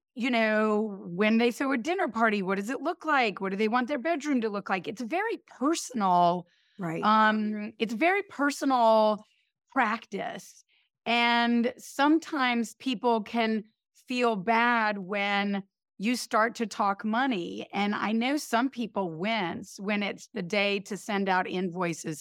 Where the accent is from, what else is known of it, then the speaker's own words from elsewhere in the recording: High Point, North Carolina, United States; now in New York, United States; I grew up in High Point, North Carolina